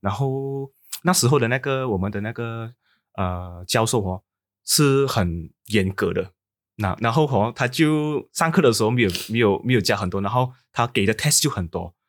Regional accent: Sabah, Malaysia; 我的家乡是在，啊，沙巴

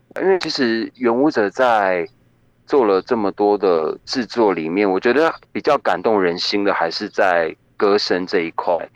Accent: Taiwan; 像我自己是在，就是在跑文组的部落长大的嘛

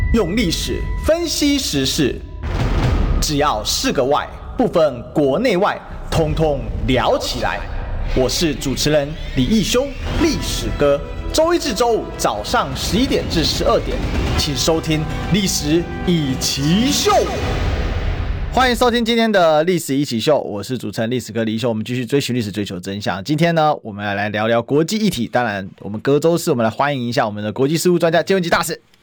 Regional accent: Taiwan; 我们台湾人

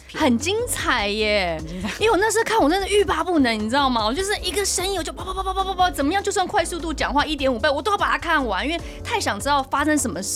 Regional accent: Taiwan; 我们台湾人

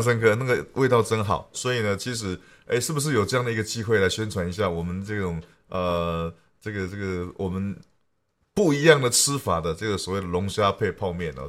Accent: Taitung County, Taiwan; 我是台东人

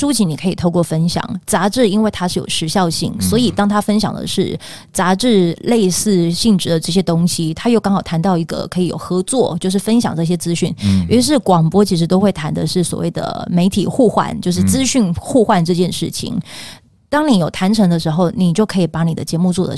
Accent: Pingtung County, Taiwan; 因为我是屏东人，哦，所以我希望首发团从屏东出发。

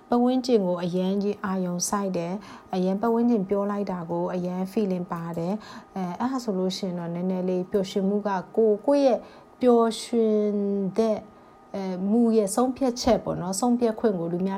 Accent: Shan State, Myanmar; Burmese is a second language; also born or lived in Mandalay

